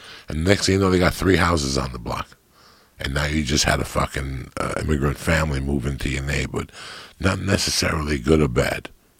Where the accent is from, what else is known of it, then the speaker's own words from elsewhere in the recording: East Coast, United States; you and I grew up on the East Coast